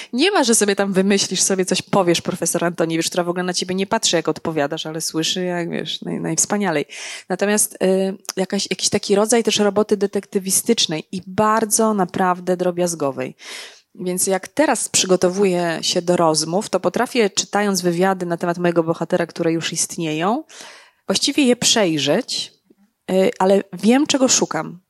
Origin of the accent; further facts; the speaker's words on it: Legnica, Lower Silesian Voivodeship, Poland; ja jestem z Legnicy